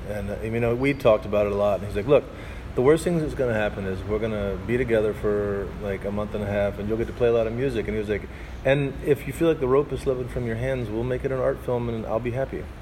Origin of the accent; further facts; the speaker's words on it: Arkansas, United States; I'm from Arkansas